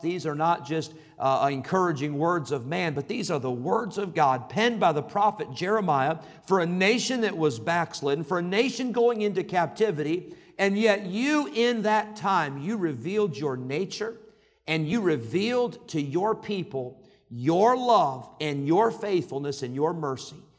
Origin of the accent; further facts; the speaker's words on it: Northern Illinois, United States; moved away; I grew up in Northern Illinois. That's Yankee